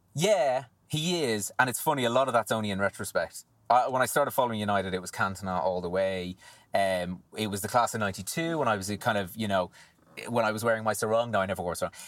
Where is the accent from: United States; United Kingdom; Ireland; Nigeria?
Ireland; accent: Irish; as you can tell from the Irish, uh, from the accent, I'm Irish.